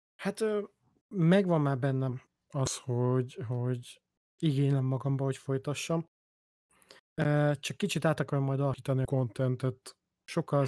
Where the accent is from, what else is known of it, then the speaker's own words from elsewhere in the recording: Budapest, Hungary; moved away; ahol én felnőttem